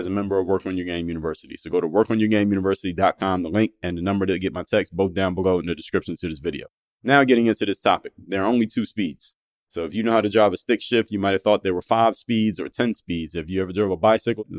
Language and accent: English; Philadelphia, Pennsylvania, United States; Andorra section of Philadelphia, which is my hometown